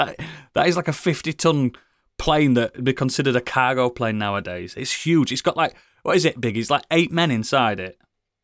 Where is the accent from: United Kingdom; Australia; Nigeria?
United Kingdom; especially for us being British